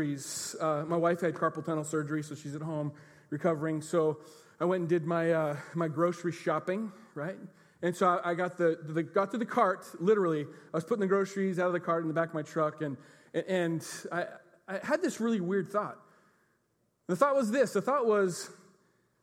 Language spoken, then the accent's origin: English; United States; we're American Christians